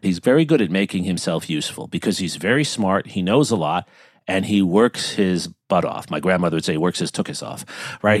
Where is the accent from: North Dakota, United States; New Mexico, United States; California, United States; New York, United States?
New York, United States; New York City; I grew up in New York